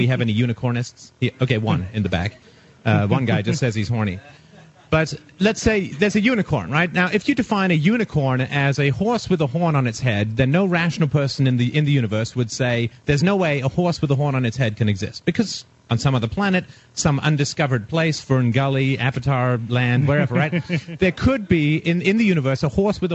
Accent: England, United Kingdom; moved away; I was raised in England in religion. I was in boarding school

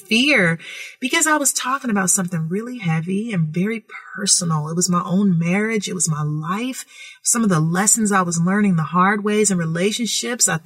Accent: California, United States; I am so grateful that I grew up in California with free thinking parents

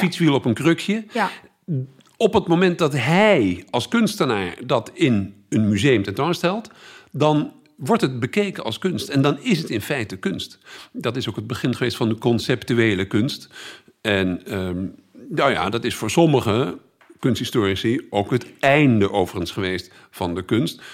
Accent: Utrecht, Netherlands; also born or lived in Tilburg / Groningen; ik kom uit Utrecht

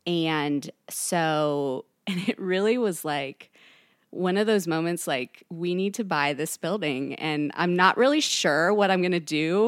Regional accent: Kentucky, United States; also born or lived in California; I'm from Northern Kentucky.

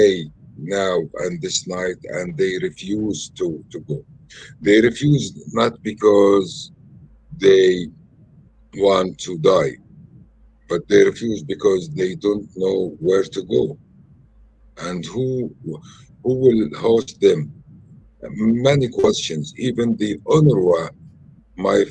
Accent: Khan Yunis, Gaza Strip, Palestine; English is a second language; Originally, I'm from Khan Yunis. I came back to the family home.

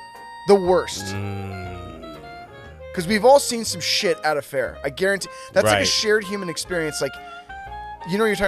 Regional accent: Bay Area, California, United States; I grew up in the Bay Area

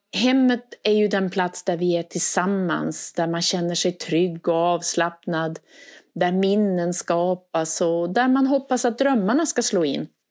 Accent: Västerbotten County, Sweden; now in Skåne, Sweden; Och ni hör ju på min dialekt, jag är inte uppvuxen i Skåne. Och för mig så tog det tid att ta in traditioner och känna att det här är mitt hem nu. Ibland när någon frågade om var jag skulle fira jul, då sa jag hemma. Och så menade jag i Västerbotten. Jag kunde sakna traditioner som vi hade då jag växte upp

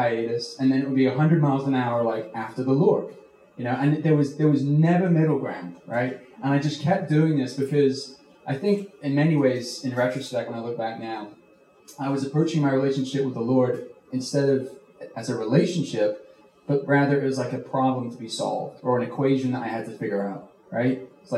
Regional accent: United Kingdom; accent: mixed; I'm originally from the UK. I'm British, but I've been here a long time now, so my accent is just like a gumbo.

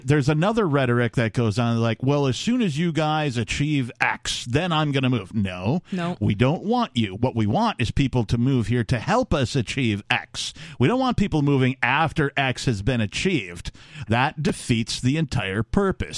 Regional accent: Wisconsin, United States; moved away as an adult; also born or lived in Minneapolis, Minnesota; now in New Hampshire, United States; growing up in Wisconsin and living in Minneapolis, Minnesota through some harsh winters

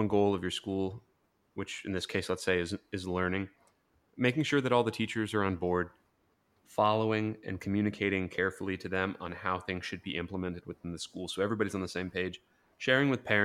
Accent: Ohio, United States; we're both originally from Ohio

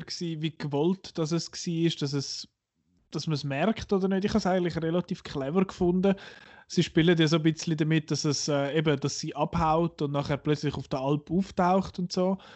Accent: Switzerland; für uns als Schweizer

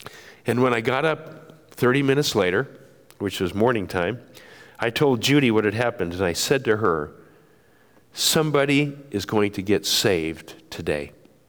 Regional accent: Japan; I grew up in Japan and as a son of missionaries

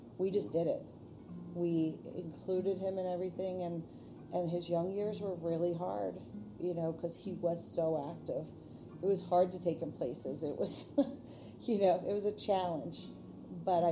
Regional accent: Pennsylvania, United States; We're from Pennsylvania

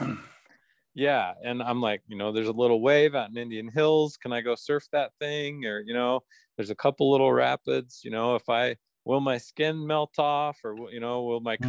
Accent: Pocatello, Idaho, United States; I grew up in Pocatello

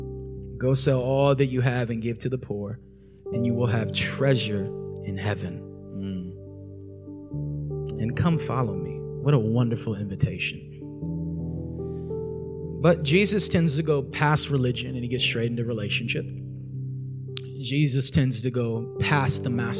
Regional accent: Corona, California, United States; I'm from Southern California, from the Inland Empire, Corona, California

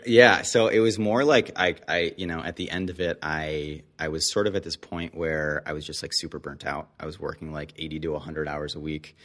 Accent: Detroit, Michigan, United States; born or raised there; moved away; also born or lived in Canada

